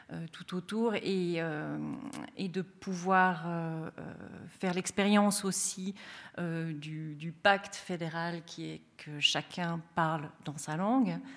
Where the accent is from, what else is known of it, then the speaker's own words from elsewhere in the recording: Fribourg, Switzerland; now in Zurich, Switzerland; alors personnellement, je suis une fribourgeoise qui, qui, travaille à Zurich